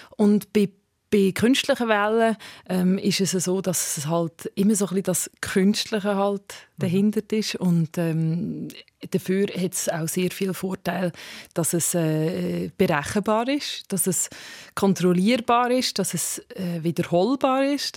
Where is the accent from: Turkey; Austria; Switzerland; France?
Switzerland; Also wir haben das Privileg halt als Schweizer